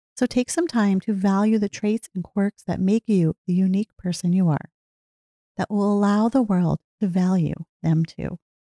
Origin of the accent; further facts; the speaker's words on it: New Jersey, United States; also born or lived in Pennsylvania; I grew up in New Jersey, lived here most of my life.